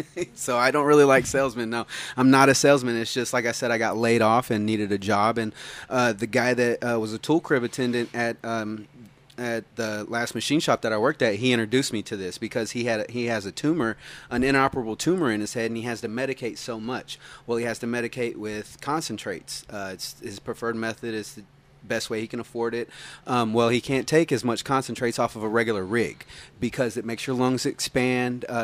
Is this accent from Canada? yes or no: no; California, United States; also born or lived in Claremore / Arizona / Tulsa; Uh, I was born in Claremore, raised in uh, California, Arizona, a bunch of other places. Moved back to Tulsa when I was 12.